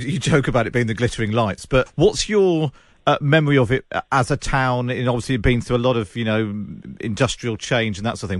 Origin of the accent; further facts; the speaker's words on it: Somerset, South West England, United Kingdom; I grew up in Somerset